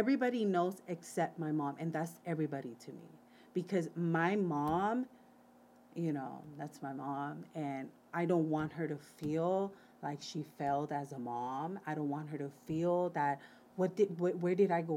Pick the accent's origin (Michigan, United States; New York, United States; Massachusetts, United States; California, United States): California, United States; Wilmington; growing up in Wilmington.